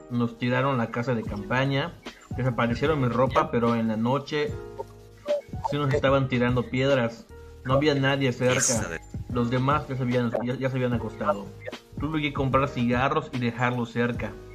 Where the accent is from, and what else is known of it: Yucatán, Mexico